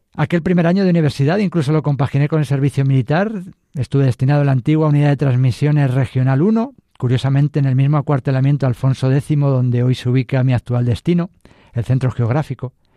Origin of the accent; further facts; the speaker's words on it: Madrid, Community of Madrid, Spain; Soy madrileño, mis padres vivían en Carabanchel, barrio histórico, y fue un colegio público, uno más, una familia modesta y honrada, un niño feliz